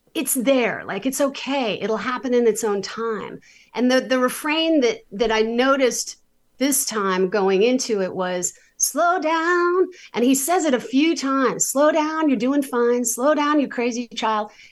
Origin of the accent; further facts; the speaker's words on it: New York City, New York, United States; I was a very, like, super overscheduled, ambitious New York City kid.